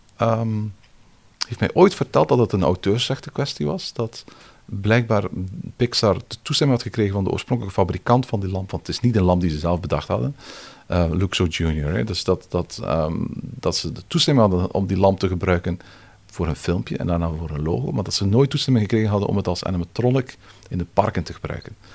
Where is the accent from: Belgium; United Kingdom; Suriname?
Belgium; now in France; als Belg